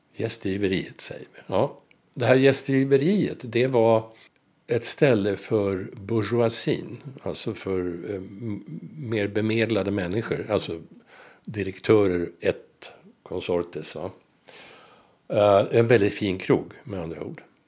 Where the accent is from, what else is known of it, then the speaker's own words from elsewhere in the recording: Stockholm, Stockholm County, Sweden; jag är född och uppvuxen i Blås ut, nära, var som, nära Globen